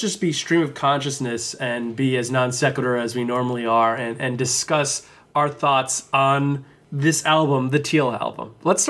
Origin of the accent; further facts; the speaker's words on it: New Jersey, United States; I'm from New Jersey